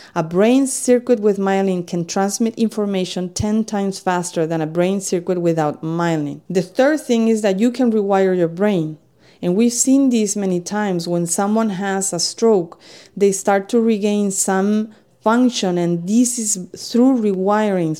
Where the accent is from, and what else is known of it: Spain; English is a second language; moved away as an adult; now in United States